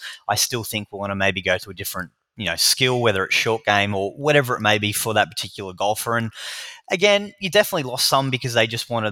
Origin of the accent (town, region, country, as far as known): Newcastle, New South Wales, Australia; moved away as an adult; now in Melbourne, Australia